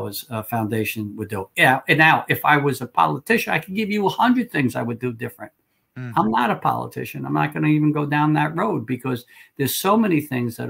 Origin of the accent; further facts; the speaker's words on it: New York City, New York, United States; I'm from Staten Island, which is a very conservative borough